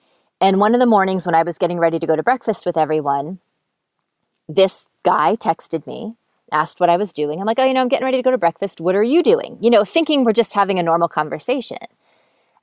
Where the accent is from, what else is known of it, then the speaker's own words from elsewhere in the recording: East Coast, United States; And I'm from the East Coast. So I was flying home at Christmas time.